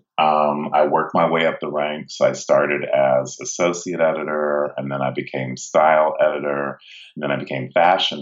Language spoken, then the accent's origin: English; Cincinnati, Ohio, United States; moved away as an adult; also born or lived in London; when I was growing up in Cincinnati